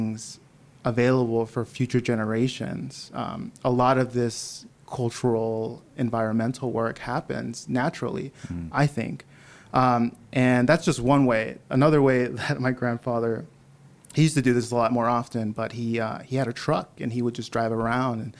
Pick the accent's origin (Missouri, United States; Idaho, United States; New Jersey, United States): Idaho, United States; Nampa; I grew up in Nampa, Idaho, and I went to school there.